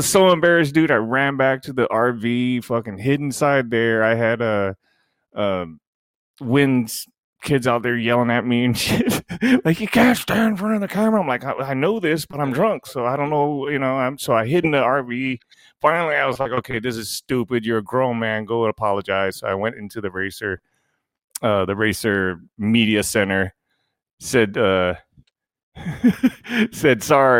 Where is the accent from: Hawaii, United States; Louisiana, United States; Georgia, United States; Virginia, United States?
Hawaii, United States; Maui; I'm from Maui.